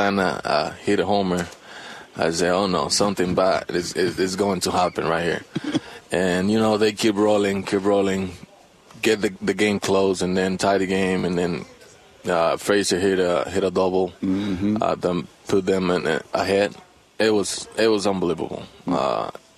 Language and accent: English; Dominican Republic; English is a second language; moved away as an adult; now in United States; I grew up in the Dominican